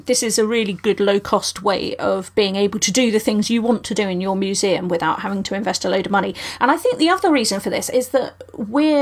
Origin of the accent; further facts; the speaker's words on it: United Kingdom; I'm British